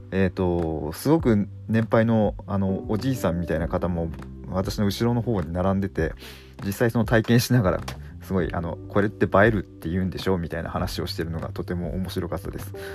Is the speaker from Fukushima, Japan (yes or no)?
yes; Fukushima, Japan; 自分地元福島なんですけど